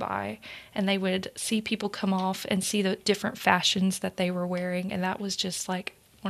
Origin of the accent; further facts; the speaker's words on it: Middle Tennessee, United States; So I am from Middle Tennessee, so I always find it interesting to learn about West Tennessee and the region around us.